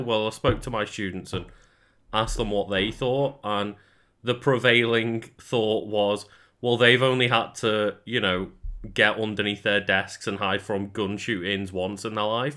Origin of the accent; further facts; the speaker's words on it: United Kingdom; we're British